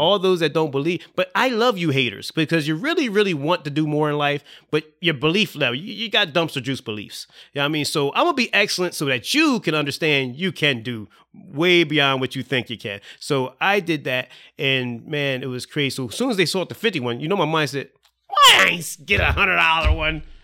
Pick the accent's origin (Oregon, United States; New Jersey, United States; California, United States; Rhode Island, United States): New Jersey, United States; Salem; I was in Salem